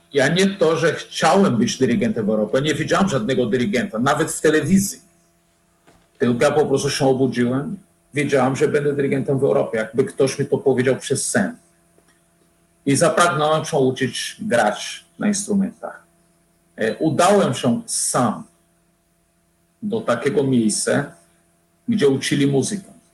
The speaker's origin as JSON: {"language": "Polish", "town": "Fortaleza", "region": "Ceará", "country": "Brazil", "tie": "born or raised there", "also_born_or_lived": "Łódź, Poland", "second_language": "Polish", "moved": "as an adult", "lives_now": "Poland", "said": "Ja pochodzę z, z rodziny średniej klasy w Brazylii"}